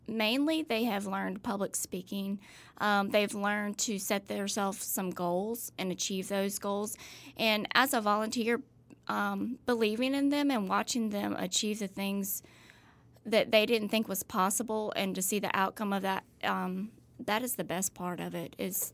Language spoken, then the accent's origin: English; Starkville, Mississippi, United States; also born or lived in Walterboro, South Carolina; But hey, I was raised here.